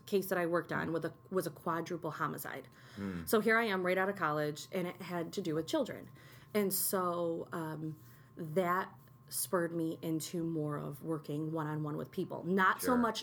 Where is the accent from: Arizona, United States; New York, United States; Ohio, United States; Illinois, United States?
New York, United States; Utica; also born or lived in Herkimer, New York / Seattle, Washington; I grew up here in Utica